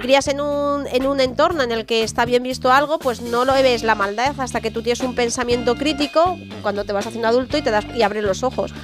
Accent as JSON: {"language": "Spanish", "town": "San Sebastián de los Reyes", "region": "Community of Madrid", "country": "Spain", "tie": "born or raised there", "said": "soy de San Sebastián de los Reyes, me he criado aquí en San Sebastián de los Reyes"}